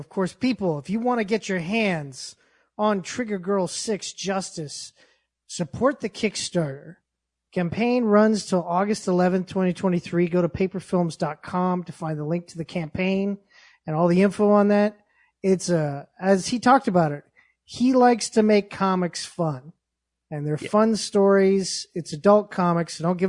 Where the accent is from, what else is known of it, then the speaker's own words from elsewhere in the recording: Yonkers, New York, United States; Jimmy Palmiotti, he's from Brooklyn. I'm from Yonkers. So there might be a 10% possibility.